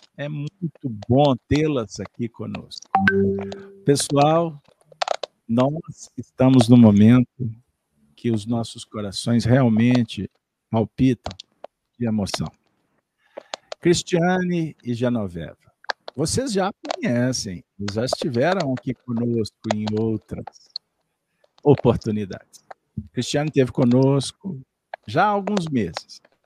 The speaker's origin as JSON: {"language": "Portuguese", "region": "Minas Gerais", "country": "Brazil", "said": "bem ao estilo das Minas Gerais, pois somos mineiros, uai"}